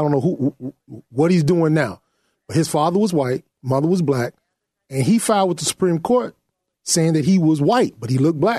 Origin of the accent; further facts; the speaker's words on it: United States; I was born here in America.